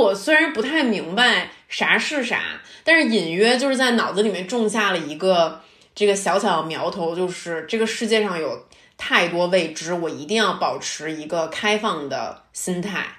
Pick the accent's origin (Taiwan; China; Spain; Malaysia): China; Beijing; also born or lived in Shenzhen; 我在北京长大